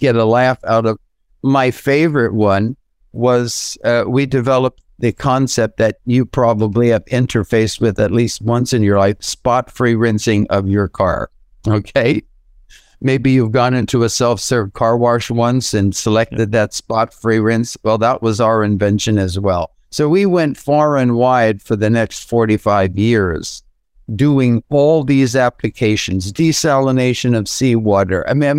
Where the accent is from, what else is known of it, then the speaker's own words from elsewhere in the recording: New York, United States; So now I was literally from New York to California, and that was part of going for the healthier lifestyle